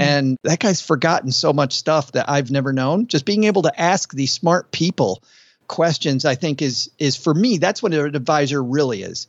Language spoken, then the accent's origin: English; West Michigan, United States; I grew up in West Michigan, and it was all cornfield